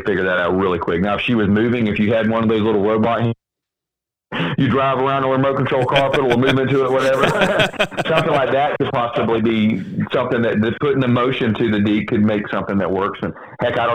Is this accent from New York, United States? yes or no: no; Florida, United States; Florida being my home state